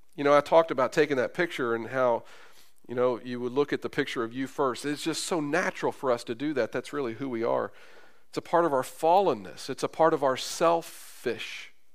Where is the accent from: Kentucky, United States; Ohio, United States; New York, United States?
Kentucky, United States; Carrollton; now in Terre Haute, United States; where I grew up in Carrollton, Kentucky on Winslow Street.